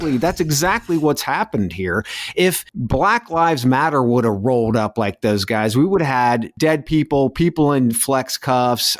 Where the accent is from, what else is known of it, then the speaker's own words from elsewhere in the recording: North Central Ohio, United States; moved away; an old high school buddy who works, uh, security in a hospital where we grew up in North Central Ohio